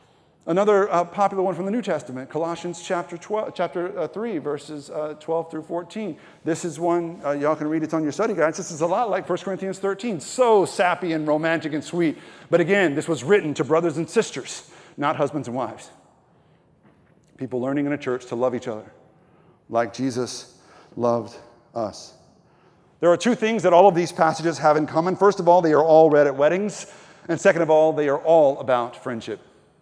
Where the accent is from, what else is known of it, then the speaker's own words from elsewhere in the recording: Texas, United States; She's from Ecuador and I am from East Texas.